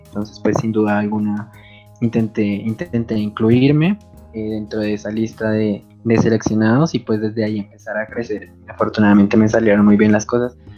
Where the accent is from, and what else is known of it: Colombia; now in Bogotá, Colombia